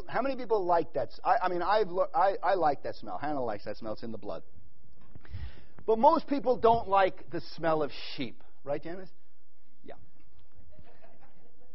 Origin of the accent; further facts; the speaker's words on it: New York, United States; moved away; also born or lived in Middle East; I'm from New York. Then I moved to the Middle East